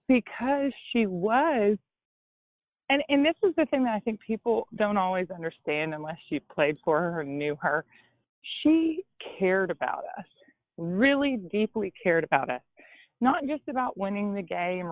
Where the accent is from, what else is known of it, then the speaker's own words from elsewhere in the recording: Gatlinburg, Tennessee, United States; moved away; I'm from Gatlinburg, Tennessee, which is probably an hour outside of Knoxville. And it's a small mountain town